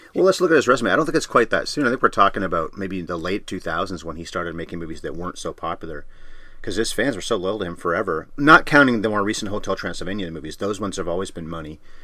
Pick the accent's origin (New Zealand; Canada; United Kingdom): Canada; We're Canadian.